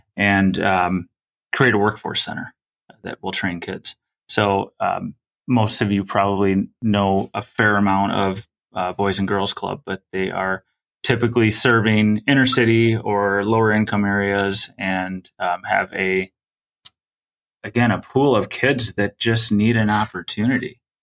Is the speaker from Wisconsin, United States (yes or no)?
yes; Sun Prairie, Wisconsin, United States; I'm from the Sun Prairie, the Madison area